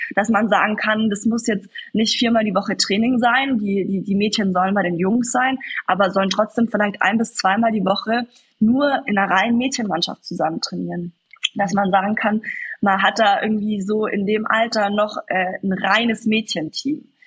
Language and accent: German; Kaufbeuren, Bavaria, Germany; bin ich geboren in Kaufbeuren, in der Eishockey-Stadt schlechthin.